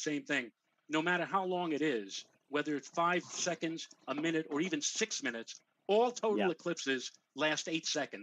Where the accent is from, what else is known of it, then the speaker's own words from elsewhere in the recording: New York City, New York, United States; I grew up in the Bronx with a friend of mine, Glenn Schneider